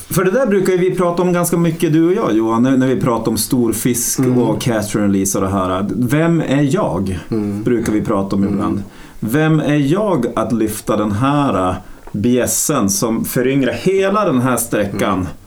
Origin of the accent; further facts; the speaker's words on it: Norrland, Sweden; som norrlänningar. Att vi sticker väl ut som norrlänningar